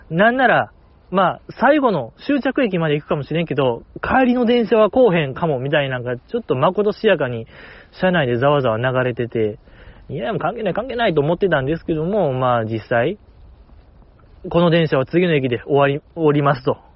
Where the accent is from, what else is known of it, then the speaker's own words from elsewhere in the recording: Kobe, Hyogo, Japan; born there; moved away as an adult; その神戸を離れなあかんから、や最後にやりたいことはないですかみたいな聞かれて、私はその、やっぱ神戸で生まれたからには、神戸の中華街をチャイナ服着て食べ歩きしたいっていうね